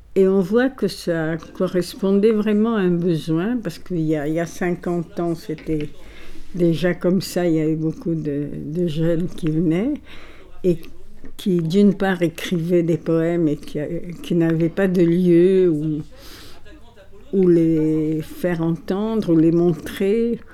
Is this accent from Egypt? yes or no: yes; Alexandria, Alexandria Governorate, Egypt; born or raised there; first language Italian; French is a second language; moved away as an adult; also born or lived in Paris